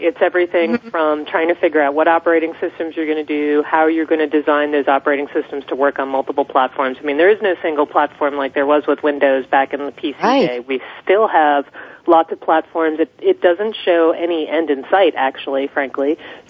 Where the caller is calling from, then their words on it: San Francisco, California, United States; I am in lovely downtown San Francisco today.